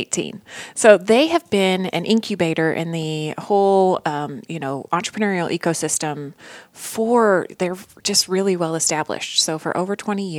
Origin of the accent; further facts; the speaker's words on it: Fremont, Indiana, United States; also born or lived in Chicago / Colorado; now in Fort Wayne, United States; I grew up in Fremont, so a rural town of Fort Wayne